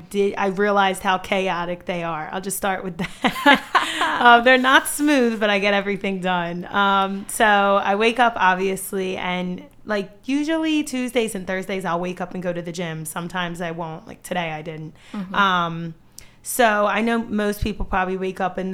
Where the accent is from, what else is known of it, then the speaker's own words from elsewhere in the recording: New Jersey, United States; moved away as an adult; also born or lived in West Chester, Pennsylvania; now in Bridgeport, United States; I am originally from South Jersey, but I went to college in Westchester, Pennsylvania, and then I moved to PA